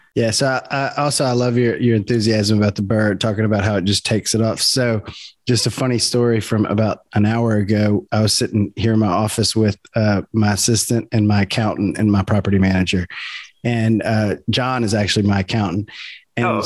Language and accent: English; South Louisiana, United States; also born or lived in Baton Rouge; we're both from South Louisiana. I'm in Baton Rouge